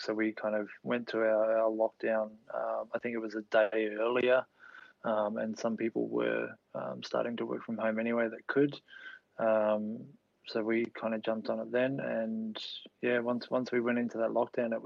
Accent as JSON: {"language": "English", "town": "Gold Coast", "region": "Queensland", "country": "Australia", "tie": "born or raised there", "also_born_or_lived": "Melbourne, Victoria", "said": "I was born in Melbourne, Queen Victoria Hospital, which is, as I understand it, is no longer there, or part of the building is still there. And grew up in Victoria until I was about 8, and then our family moved up to the Gold Coast."}